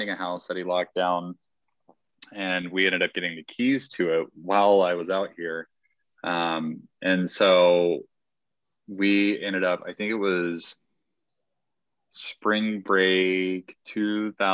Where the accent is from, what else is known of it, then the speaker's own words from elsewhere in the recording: Georgia, United States; moved away; also born or lived in Arizona; I am originally from Georgia